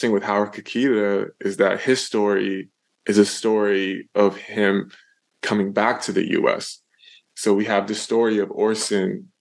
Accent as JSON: {"language": "English", "country": "Canada", "said": "I'm from Canada"}